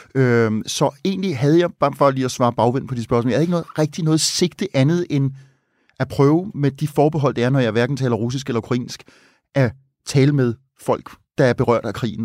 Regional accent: Copenhagen, Capital Region of Denmark, Denmark; nu er jeg ikke fra Østjylland, men øh, her fra hovedstaden

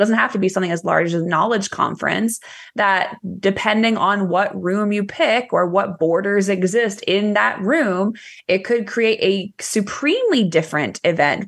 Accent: Ohio, United States; born or raised there; now in Texas, United States

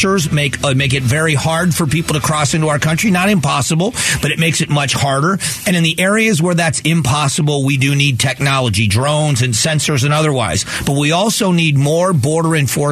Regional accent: the South, Southwest Florida, United States; I grew up in the South in the 70s. You know, late 70s is when I moved to Southwest Florida.

